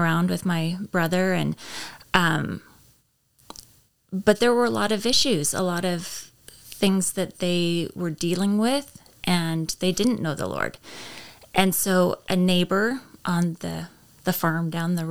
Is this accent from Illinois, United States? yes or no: no; Fallon, Nevada, United States; moved away as an adult; also born or lived in Canada; I grew up in Fallon, Nevada.